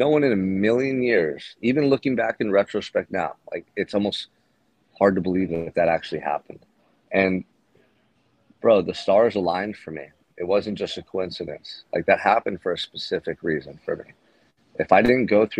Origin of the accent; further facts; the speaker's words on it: Santa Barbara, California, United States; I'm here in Santa Barbara right now, my hometown